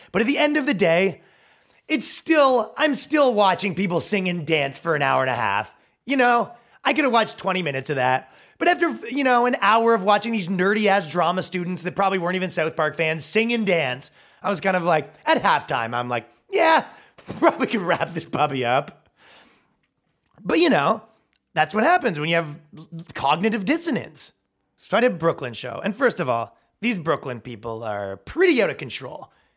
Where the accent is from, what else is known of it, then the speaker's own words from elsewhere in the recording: Canada; moved away as an adult; now in United States; moving here as a Canadian